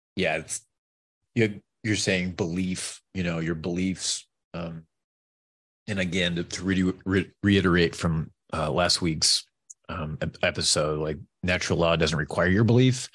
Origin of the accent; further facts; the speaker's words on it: New York, United States; I'm from New York.